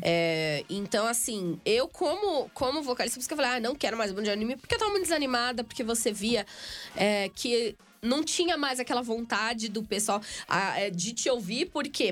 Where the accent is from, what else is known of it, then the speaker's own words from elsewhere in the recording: Guarujá, São Paulo, Brazil; vários eventos lá em Santos, né? Que é a minha cidade vizinha, sou do Guarujá